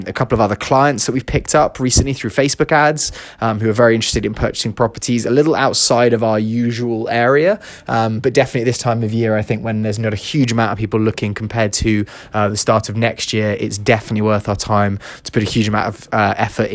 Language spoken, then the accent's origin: English; London, United Kingdom; now in Los Angeles, United States; I'm from London and she's from Chicago, we both live